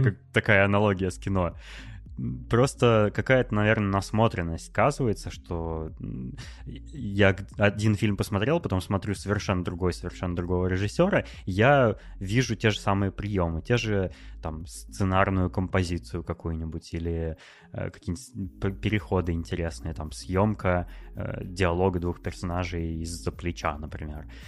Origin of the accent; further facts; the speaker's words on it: Novosibirsk, Novosibirsk Oblast, Russia; moved away as an adult; also born or lived in Moscow; недавно я переехал из Москвы в Новосибирск, ну это мой родной город